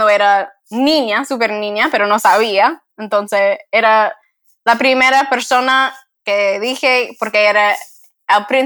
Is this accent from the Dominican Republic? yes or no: yes; Dominican Republic; now in United States; Yo no puedo decir nada en la RD porque ya no soy dominicana